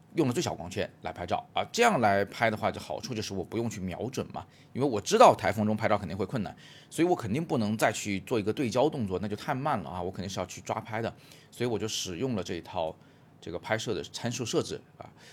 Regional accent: Changsha, Hunan, China; now in Beijing, China; 我成长的城市湖南长沙，还有现在我生活的城市北京

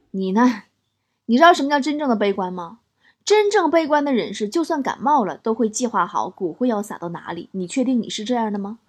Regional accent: Shenyang, Liaoning, China; 还是我家乡

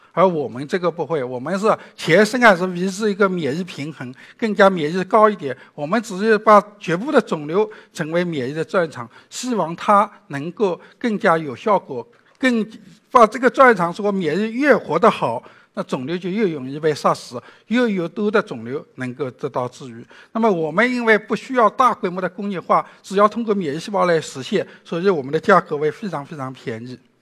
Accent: China; 我们中国人

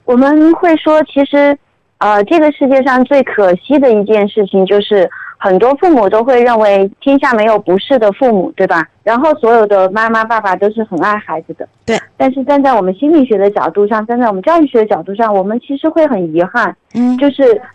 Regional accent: Chengdu, Sichuan, China; accent: Chengdu dialect; 我们成都话

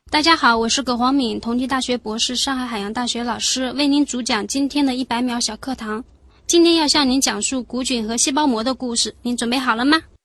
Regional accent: Anhui, China; moved away as an adult; also born or lived in Shanghai; 我是从安徽考过来的嘛

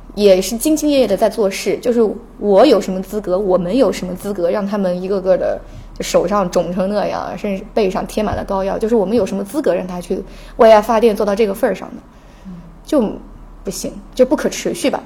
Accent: Jiangxi, China; moved away; 我是江西人

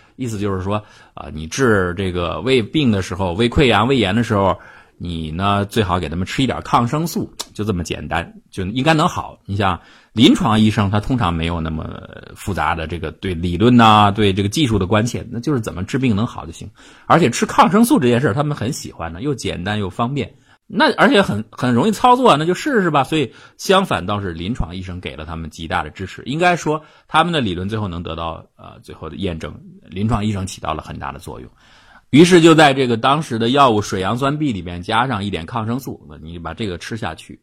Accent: China; 还有包括我们中国人

